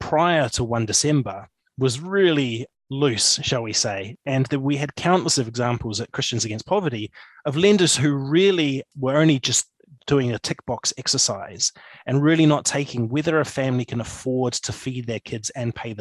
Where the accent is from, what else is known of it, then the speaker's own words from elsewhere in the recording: Papakura, Auckland, New Zealand; moved away as an adult; now in Motueka, New Zealand; I grew up in Papakura